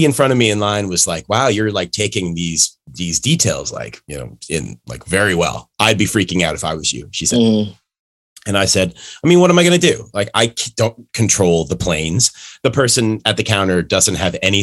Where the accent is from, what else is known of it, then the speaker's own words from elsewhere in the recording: Canada; now in New York, United States; I'm Canadian